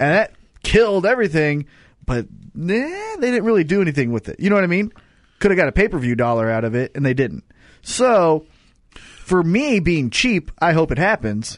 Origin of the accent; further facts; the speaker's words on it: Kansas City, Missouri, United States; we're from Kansas City.